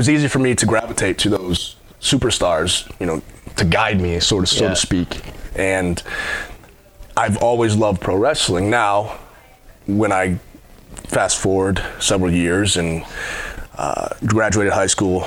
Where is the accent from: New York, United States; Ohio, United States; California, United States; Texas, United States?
Ohio, United States; Cleveland; moved away as an adult; now in Fort Campbell, United States; I'm originally from Cleveland, Ohio